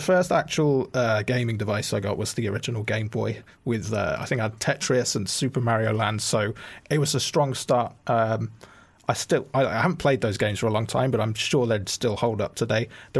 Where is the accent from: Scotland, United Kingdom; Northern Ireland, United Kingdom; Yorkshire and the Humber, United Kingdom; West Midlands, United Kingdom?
West Midlands, United Kingdom; Bromsgrove; Bromsgrove. So if you can imagine Worcester, I imagine a smaller version of that, and you've got my hometown.